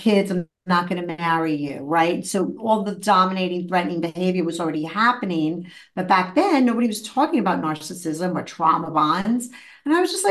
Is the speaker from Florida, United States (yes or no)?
no; New York City, New York, United States; I grew up in Brooklyn in the 70s with a mother who was super psychological and very into my feelings